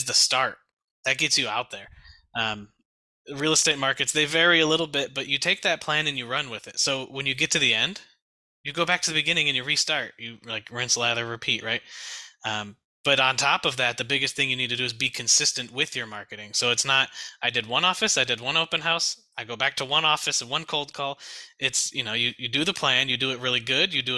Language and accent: English; Detroit, Michigan, United States; moved away as an adult; now in Fort Worth, United States; We're originally from the Detroit area. We moved down here to Fort Worth, Texas.